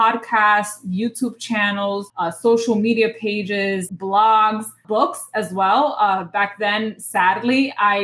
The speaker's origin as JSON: {"language": "English", "town": "New York City", "region": "New York", "country": "United States", "tie": "born or raised there", "said": "I was born and raised in the Bronx, New York"}